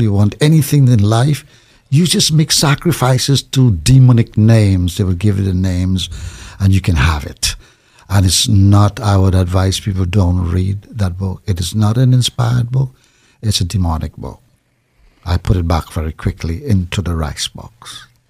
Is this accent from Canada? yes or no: no; Trinidad & Tobago; I was born in Trinidad, in a small village